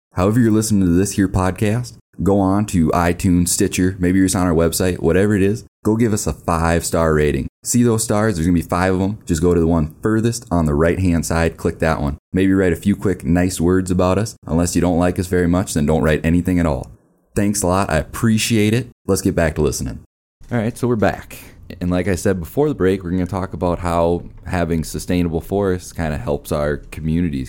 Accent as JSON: {"language": "English", "region": "Minnesota", "country": "United States", "tie": "born or raised there", "moved": "yes", "lives_now": "Black Hills, United States", "said": "I'm from Minnesota originally"}